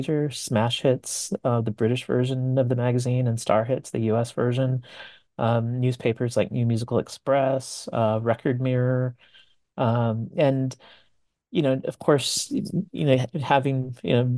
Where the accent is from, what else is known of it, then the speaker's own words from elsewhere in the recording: California, United States; I grew up in Southern California, being of Mexican American heritage, and a lot of my friends were also into this music at that time.